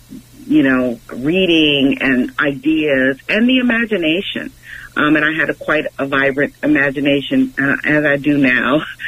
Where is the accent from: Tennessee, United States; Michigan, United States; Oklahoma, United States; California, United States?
California, United States; Los Angeles; also born or lived in Boston; I grew up in Los Angeles. I was born in Boston, but I grew up in Los Angeles proper. I like to say below Baldwin Hills, and I went to West LA Community College